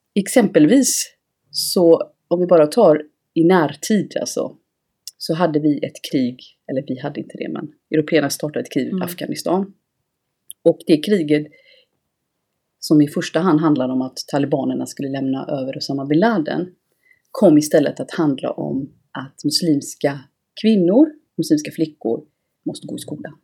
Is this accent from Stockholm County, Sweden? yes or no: no; Gothenburg, Västra Götaland, Sweden; jag är från Göteborg.